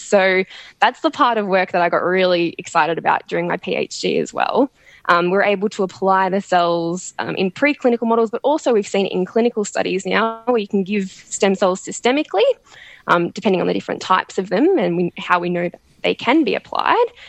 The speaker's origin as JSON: {"language": "English", "town": "Melbourne", "region": "Victoria", "country": "Australia", "moved": "yes", "lives_now": "Sydney, Australia", "said": "I'm originally from Melbourne"}